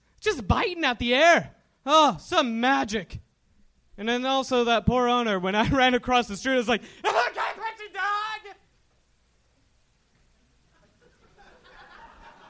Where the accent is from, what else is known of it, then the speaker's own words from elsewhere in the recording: Visalia, California, United States; Visalia, California.